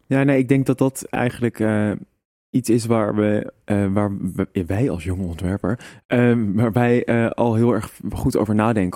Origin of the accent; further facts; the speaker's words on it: Amsterdam, North Holland, Netherlands; moved away; also born or lived in Arnhem; ik ben toch een Amsterdammer en iedereen kent mij hier